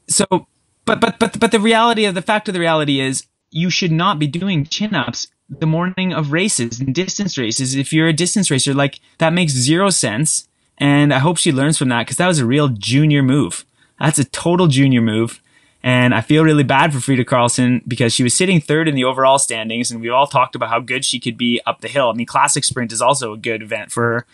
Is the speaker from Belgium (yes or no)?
no; Canada; I'm Canadian